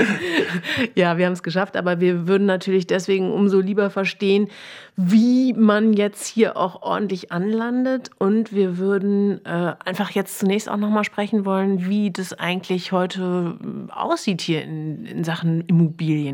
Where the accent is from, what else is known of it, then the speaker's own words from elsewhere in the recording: Germany; now in Berlin, Germany; Ich hingegen bin aus dem tiefsten Westen